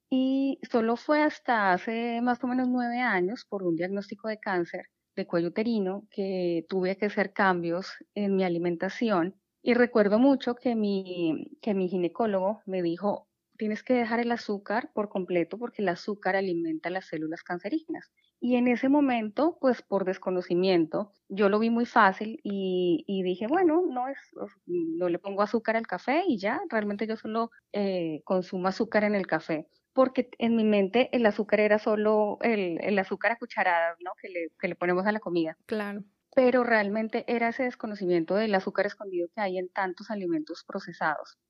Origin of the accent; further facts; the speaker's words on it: Colombia; moved away as an adult; now in Houston, United States; soy de Colombia